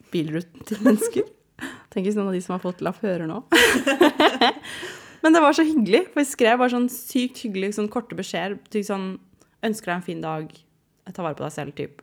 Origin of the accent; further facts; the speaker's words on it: Asker, Akershus, Norway; jeg er fra Asker